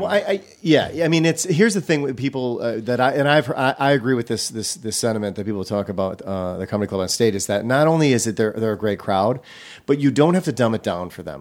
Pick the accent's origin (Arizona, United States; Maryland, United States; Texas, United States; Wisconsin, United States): Wisconsin, United States; Racine; I grew up in Racine, in Milwaukee area